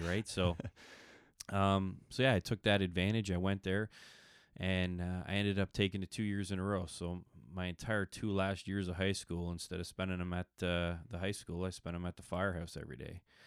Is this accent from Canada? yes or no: yes; Milton, Ontario, Canada; moved away as an adult; now in Fergus, Canada; probably about ten years ago, I'm, uh, left Milton and moved up to, uh, of Fergus, Ontario